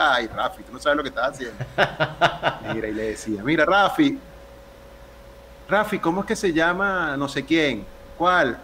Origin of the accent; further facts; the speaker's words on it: Venezuela; now in Panama; como venezolanos